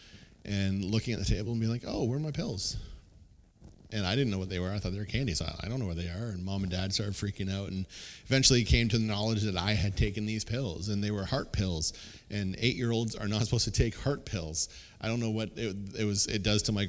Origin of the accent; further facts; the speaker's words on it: Kingsville, Ontario, Canada; my hometown of Kingsville